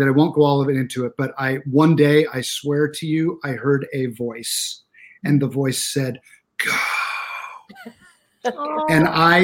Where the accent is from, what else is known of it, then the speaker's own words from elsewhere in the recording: Arizona, United States; I'm from Arizona